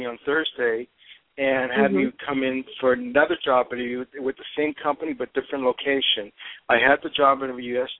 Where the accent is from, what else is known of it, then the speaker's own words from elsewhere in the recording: Toronto, Ontario, Canada; now in Los Angeles, United States; I am not originally from California. I'm actually from Toronto, Canada